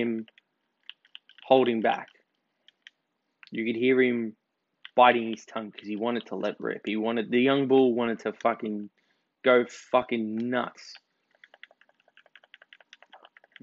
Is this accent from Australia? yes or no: yes; Australia; as an Australian, as someone whose ancestors were shipped over here because they were convicts